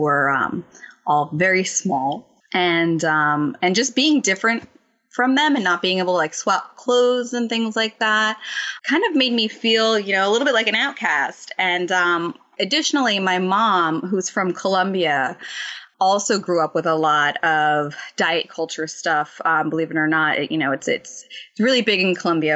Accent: New Jersey, United States; born and raised in New Jersey

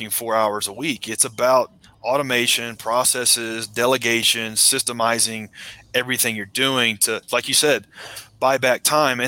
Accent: Middle Tennessee outside of Nashville, United States; I grew up in Middle Tennessee outside of Nashville

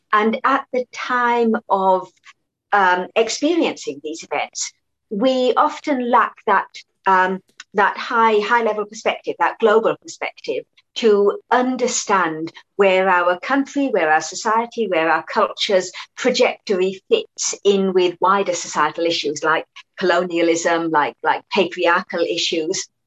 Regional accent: Perth, Western Australia, Australia; moved away as an adult; also born or lived in Malaysia (ancestry); now in London, United Kingdom; growing up in Australia

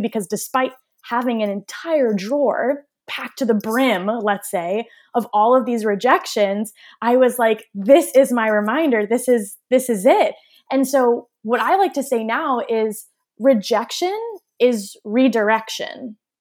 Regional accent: Waltham, Massachusetts, United States; moved away; also born or lived in Toronto, Canada; i grew up in waltham massachusetts so like right outside of boston

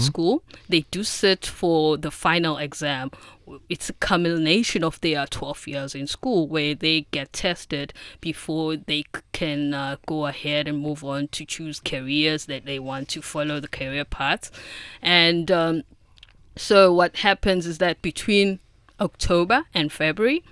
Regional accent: South Africa; now in China; I'm from South Africa

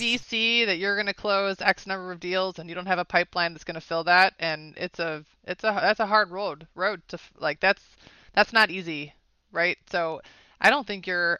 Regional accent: Schaumburg, Illinois, United States; moved away as an adult; now in Atlanta, United States; I'm a Chicago girl, born and raised, Schaumburg, Illinois.

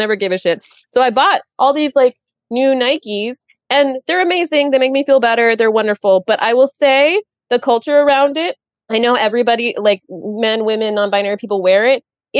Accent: India; I am Indian. Please don't tune out. And I have parents who are Indian.

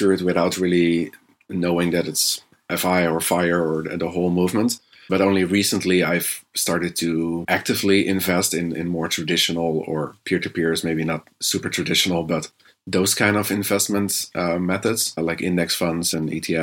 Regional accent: Netherlands; moved away as an adult; now in China; I'm from the Netherlands. That's where I spent the first, 25 years. But currently I'm living in China.

